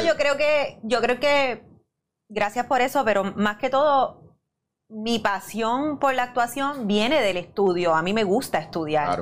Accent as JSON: {"language": "Spanish", "town": "Bayamón", "country": "Puerto Rico", "said": "yo soy de Bayamón de pura cepa"}